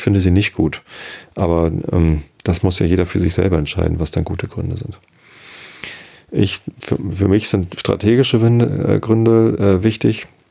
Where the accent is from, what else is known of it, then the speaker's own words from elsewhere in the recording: Germany; sollten wir stolz sein als Deutsche